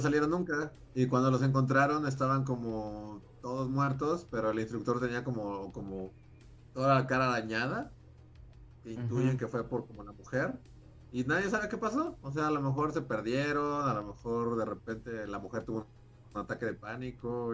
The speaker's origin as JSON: {"language": "Spanish", "region": "Mexico City", "country": "Mexico", "tie": "born or raised there", "also_born_or_lived": "Acapulco", "said": "yo, nací en la Ciudad de México, pero en ese momento mi familia vivía en, en Acapulco ya llevaba viviendo allá muchos años"}